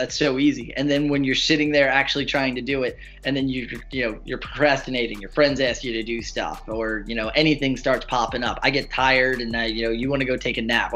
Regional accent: New Jersey, United States; we're from South Jersey

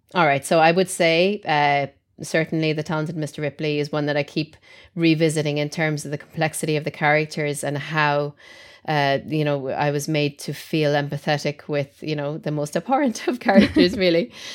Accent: Ireland; being Irish and brought up as a Catholic

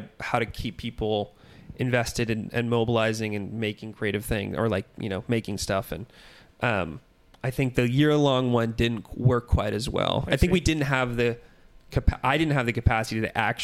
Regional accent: San Francisco Bay Area, California, United States; also born or lived in Minneapolis; now in Los Angeles, United States; So I'm from the Bay Area, from like San Francisco area.

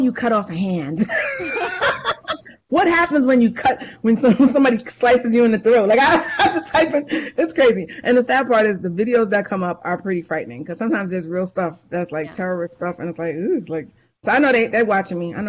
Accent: New York, United States; accent: New York; my New York accent.

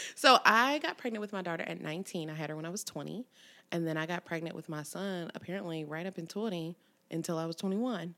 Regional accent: Cincinnati, Ohio, United States; born or raised there; also born or lived in College Hill / Evanston / Springdale

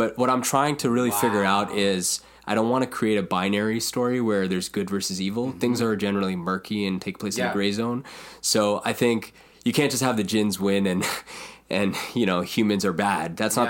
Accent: India; You know, being Indian, there's always some... folk mythology.

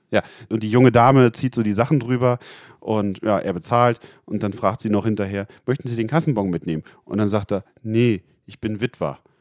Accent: Rotenburg, Lower Saxony, Germany; Ich komme ja aus der Ecke Rotenburg-Wimme

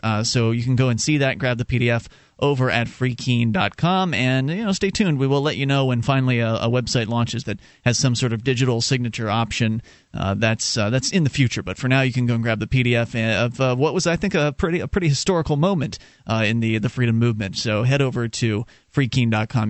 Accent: Sarasota, Florida, United States; moved away as an adult; now in New Hampshire, United States; I was born and raised down in Sarasota, Florida

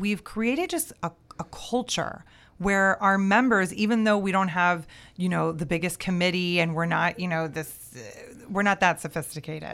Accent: Miami, Florida, United States; I'm born and raised in Miami

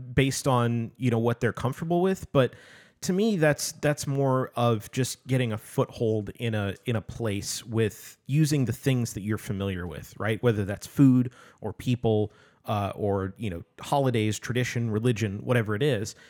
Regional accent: United States; as an American

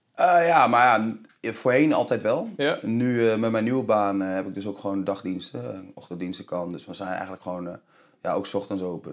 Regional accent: Deventer, Overijssel, Netherlands; ik ben opgegroeid in Deventer

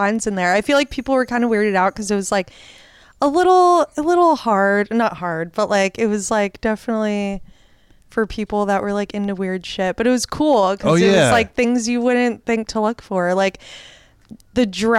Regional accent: Silver Spring, Maryland, United States; So I'm from Silver Spring, which was like middle class area.

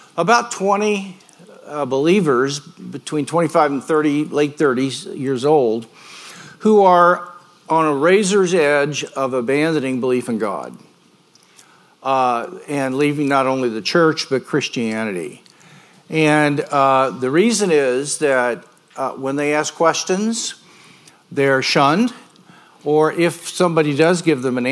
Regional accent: Grandview, Missouri, United States; moved away as an adult; now in Yorba Linda, United States; I was born and raised in Grandview.

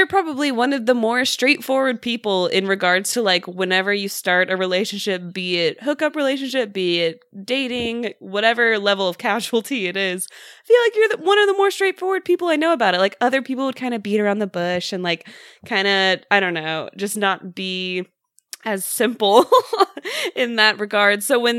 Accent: the Bible Belt, United States; because of like just like how I was raised and living in the Bible Belt.

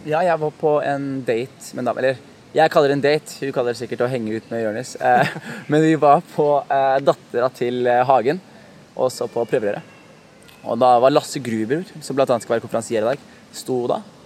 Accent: Skien, Telemark, Norway; født og oppvokst i Skien. Eh, fra, fra et sted som heter Gulset i Skien

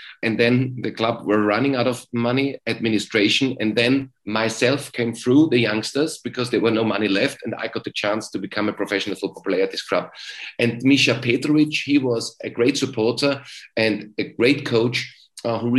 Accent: Graz, Styria, Austria; English is a second language; moved away as an adult; also born or lived in England; Sturm Graz, at my hometown club

